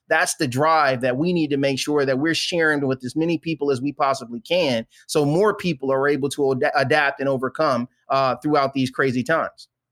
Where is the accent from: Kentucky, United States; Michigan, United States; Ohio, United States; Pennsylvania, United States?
Michigan, United States; Flint; moved away as an adult; born and raised in a little place called Flint, Michigan